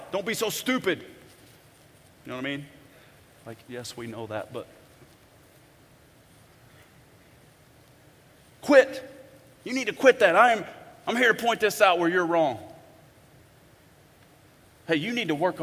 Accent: Bonne Terre, Missouri, United States; I'm from Bon Terre, Missouri

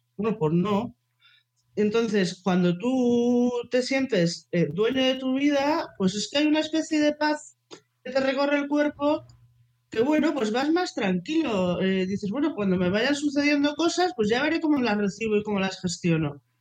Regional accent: Bilbao, Basque Country, Spain; soy de Bilbao

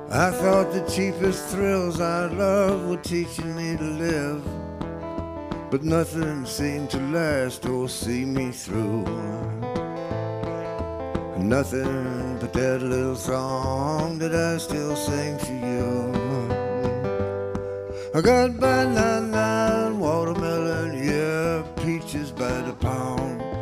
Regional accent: New Orleans, Louisiana, United States; moved away; I grew up in New Orleans

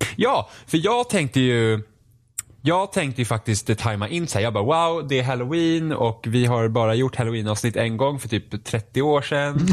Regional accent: Finland; jag är finne också

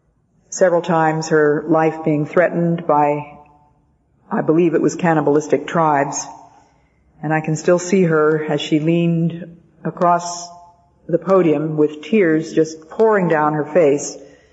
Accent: Belgium; born there; My parents had been missionaries, and I was born in Belgium because of their being over there.

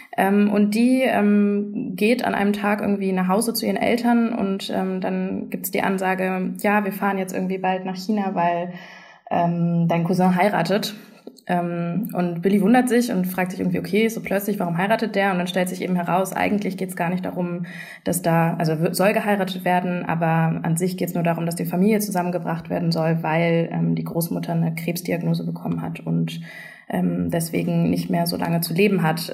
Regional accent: Germany; ich bin nicht nicht wirklich richtig zweisprachig aufgewachsen in Deutschland

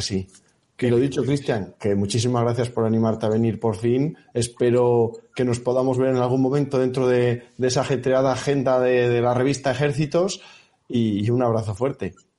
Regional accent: Salamanca, Castile and León, Spain; moved away as an adult; now in Bilbao, Spain; mi tierra en Salamanca

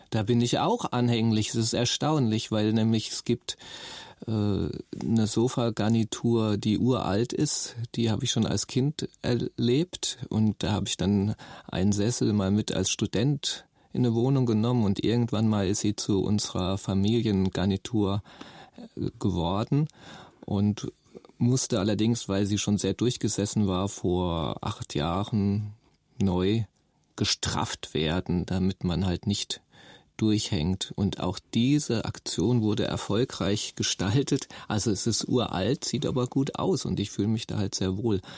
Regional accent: Nauheim, Hesse, Germany; also born or lived in Rüsselsheim; Ich bin 1968 geboren in Rüsselsheim und bin ganz in der Nähe in Nauheim geboren

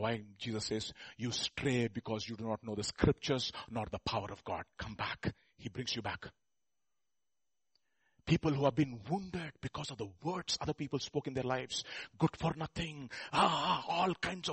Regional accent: India; we Indians

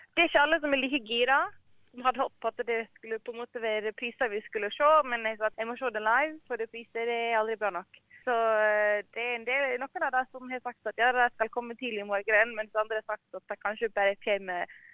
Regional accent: Norway; moved away as an adult; now in Australia; Vi har jo alltid sett det hjemme i Norge

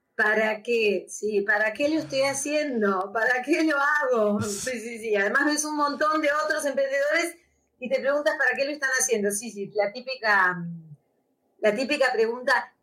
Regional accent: Argentina; moved away as an adult; now in Spain; soy argentina, vivo hace nueve años acá, y yo sé que en algún momento me voy a volver a la Argentina

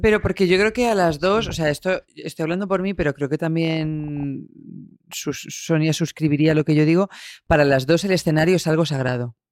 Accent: Albacete, Castilla-La Mancha, Spain; moved away as an adult; now in Madrid, Spain; con 18 años que me fui de Albacete

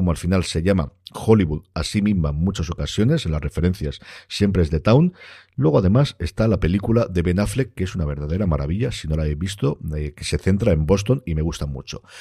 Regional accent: France; una estética totalmente setentera que a mí con eso y siendo francesa me tienes total y absolutamente ganado

